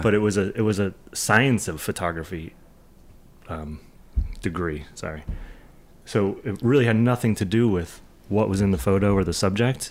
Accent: New Jersey, United States; also born or lived in New York / Boston / Los Angeles; I grew up skateboarding in New, New, North Jersey and New York

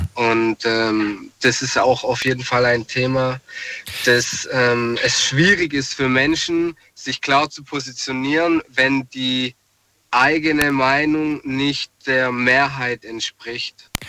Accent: Ludwigsburg, Baden-Württemberg, Germany; aus Ludwigsburg

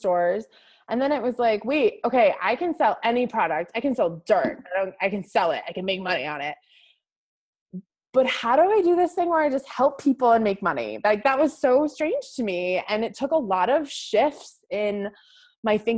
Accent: Northeast, United States; I grew up in the Northeast, which is very puritanical.

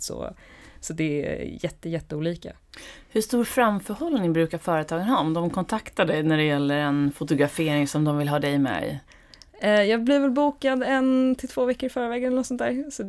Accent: Stockholm, Stockholm County, Sweden; also born or lived in Åre; Jag är från Stockholm.

